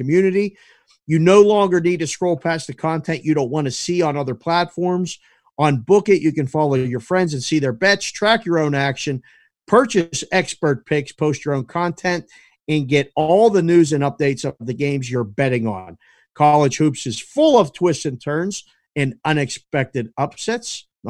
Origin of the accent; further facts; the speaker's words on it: Pittsburgh, Pennsylvania, United States; I'm from Pittsburgh.